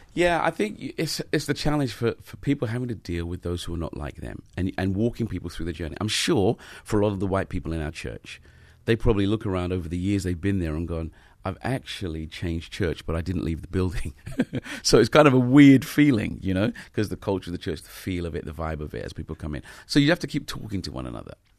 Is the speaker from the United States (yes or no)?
no; London, United Kingdom